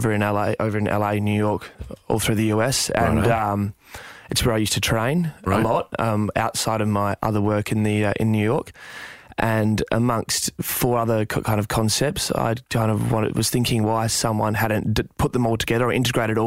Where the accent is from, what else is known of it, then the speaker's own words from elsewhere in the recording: Perth, Western Australia, Australia; I grew up in Perth, in West Australia, and I was fairly hungry from the get-go.